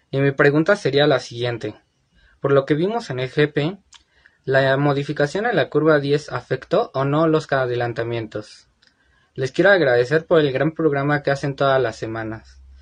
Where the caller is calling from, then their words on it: Ecatepec, State of Mexico, Mexico; soy de Catepec, Estado de México.